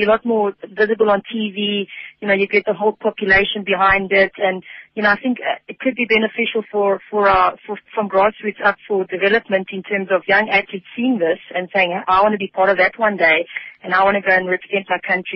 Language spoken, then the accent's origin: English; South Africa; my home country